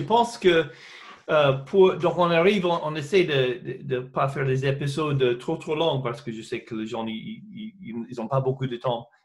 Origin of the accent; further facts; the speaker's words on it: United States; des choses que j'ai chantées en mon enfance aux États-Unis